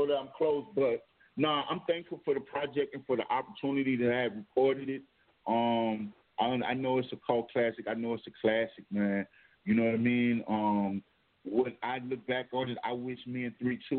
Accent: New Orleans, Louisiana, United States; I'm originally from New Orleans

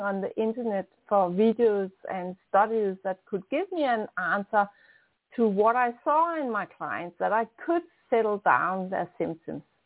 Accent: Denmark; accent: strong Danish; English is a second language; also born or lived in near Copenhagen; I'm a Dane. I'm in Denmark. That's on top of Germany and uh, close to Sweden. Um, I'm living close to Copenhagen, so I have a strong Danish accent

